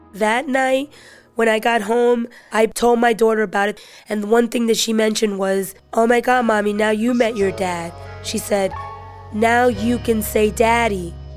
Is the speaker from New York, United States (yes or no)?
yes; New York City, New York, United States; I'm 42 years old. I grew up in the Bronx